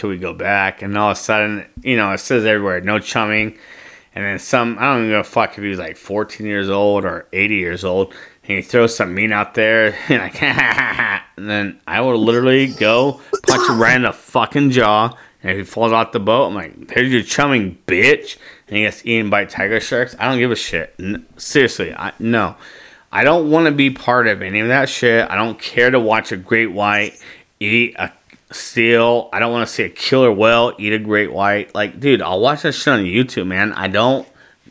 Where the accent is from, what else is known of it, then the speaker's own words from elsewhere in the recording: United States; I'm proud to be American